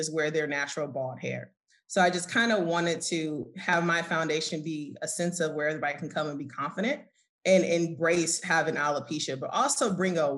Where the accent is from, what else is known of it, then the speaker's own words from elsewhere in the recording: Oakland, California, United States; moved away as an adult; now in Atlanta, United States; I'm originally from Oakland, California, and I recently now resigned in Atlanta. I just moved out here a year ago